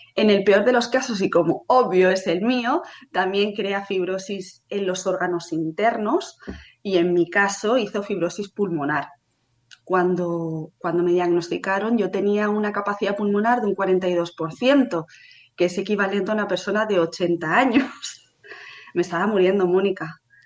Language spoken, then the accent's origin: Spanish; Barcelona, Catalonia, Spain; tengo 31 años, hace poquito que los cumplí, soy de Barcelona